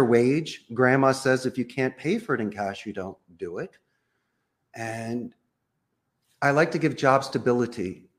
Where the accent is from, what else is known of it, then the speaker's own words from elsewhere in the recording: Philadelphia, Pennsylvania, United States; moved away as an adult; now in Costa Rica; I am from Philadelphia.